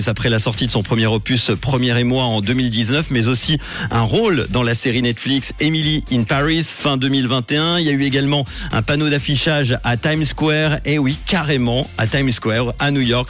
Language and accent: French; Switzerland; chez nous au Docs à Lausanne